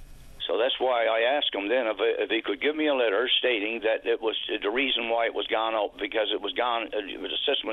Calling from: Marystown, Newfoundland and Labrador, Canada

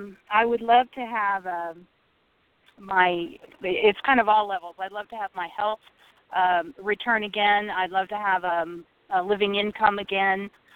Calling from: Nebraska, United States; Hi, this is … in Nebraska.

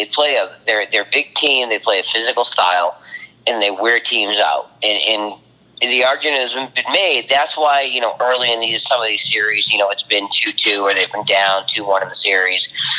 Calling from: Palm Beach Gardens, Florida, United States; Palm Beach Gardens, Florida.

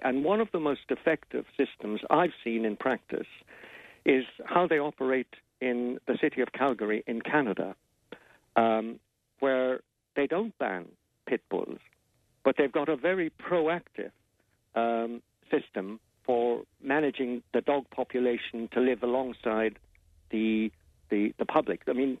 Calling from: London, United Kingdom; I'm actually based in London. I'm calling you from London at the moment.

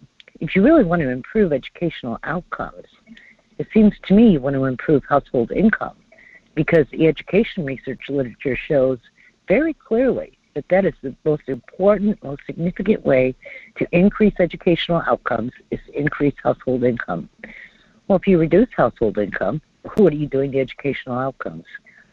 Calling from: North Pole, Alaska, United States; in North Pole.

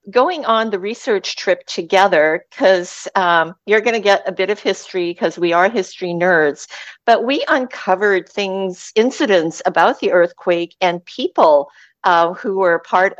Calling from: Sunshine Coast, British Columbia, Canada; I'm calling in from the beautiful Sunshine Coast of British Columbia, Canada

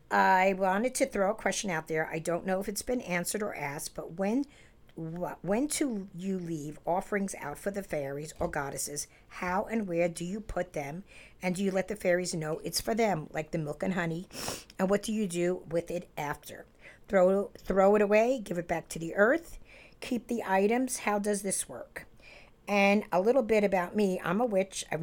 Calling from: Utah, United States; I'm from Utah, and I have been binge listening to your podcast

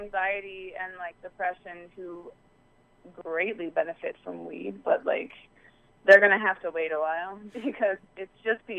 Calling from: Harrisburg, Pennsylvania, United States; I'm calling from Harrisburg, Pennsylvania.

